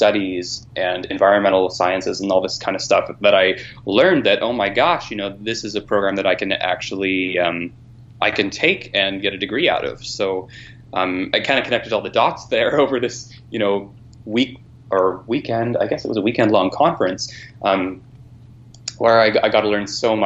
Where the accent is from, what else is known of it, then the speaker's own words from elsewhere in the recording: low-lying Pacific coast area, British Columbia, Canada; moved away; help make my hometown a little bit more resilient